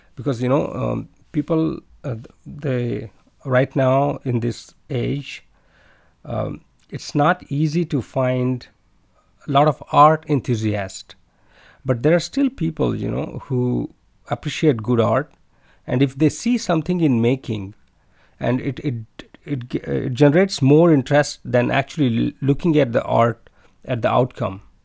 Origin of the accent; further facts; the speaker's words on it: India; moved away as an adult; now in China; I'm from India